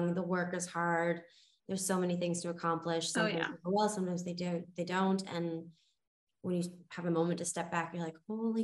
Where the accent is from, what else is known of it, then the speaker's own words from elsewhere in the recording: Toronto, Ontario, Canada; now in Los Angeles, United States; I'm from Toronto originally, but when I first moved